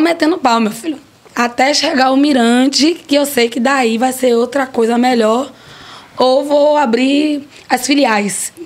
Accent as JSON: {"language": "Portuguese", "town": "Piripiri", "region": "Piauí", "country": "Brazil", "tie": "born or raised there", "said": "eu nasci lá em Piripiri"}